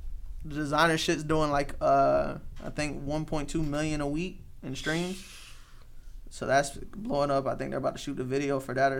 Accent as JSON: {"language": "English", "region": "the South", "country": "United States", "said": "I'm from the South"}